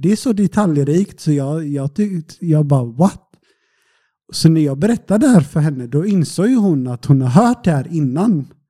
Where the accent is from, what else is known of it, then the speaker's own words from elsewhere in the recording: Sweden; now in Portugal; så var jag hemma i Sverige en sväng. Jag brukar vara hemma på sommaren